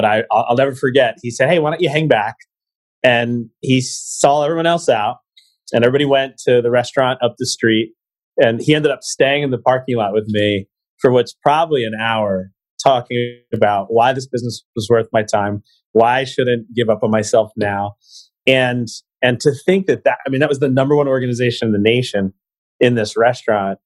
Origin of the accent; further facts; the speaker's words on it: Eastern Pennsylvania, United States; I am from Eastern Pennsylvania, so I applied in the Vector office run by John Kane